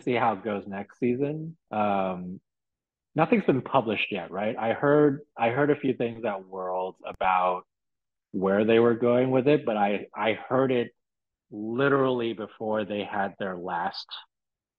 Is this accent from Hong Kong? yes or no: yes; Hong Kong; moved away; growing up in Hong Kong in the 80s